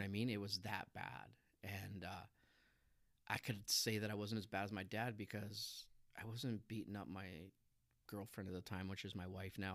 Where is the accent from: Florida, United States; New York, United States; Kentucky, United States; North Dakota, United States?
North Dakota, United States; Minot; I grew up in Minot